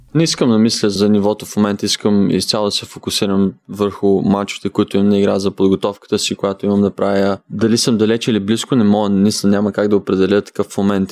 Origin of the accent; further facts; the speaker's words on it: Haskovo, Haskovo Province, Bulgaria; Аз съм от Хасково, България